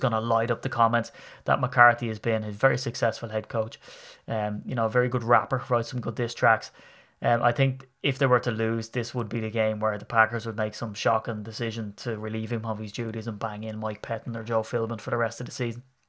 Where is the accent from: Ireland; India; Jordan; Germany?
Ireland; as an Irishman